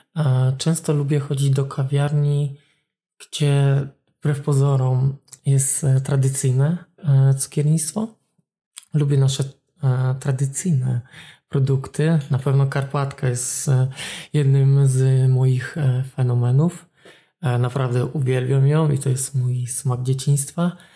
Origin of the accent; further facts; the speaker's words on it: Olsztyn, Warmian-Masurian Voivodeship, Poland; pochodzę z Solsztyna, jestem warmiakiem